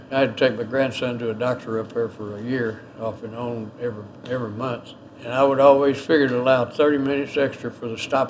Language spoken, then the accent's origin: English; Gilmer, Texas, United States; also born or lived in Shady Grove, Texas; I was born in Gilmer, Texas, in 1936.